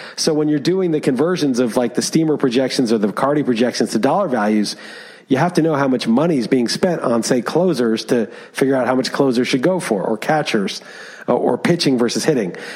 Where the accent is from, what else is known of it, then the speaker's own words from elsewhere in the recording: New York City, New York, United States; moved away; I grew up in Manhattan